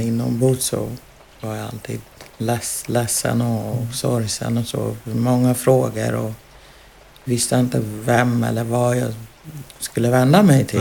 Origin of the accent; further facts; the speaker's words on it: Uganda; now in Sweden; jag ville hem tillbaka till Uganda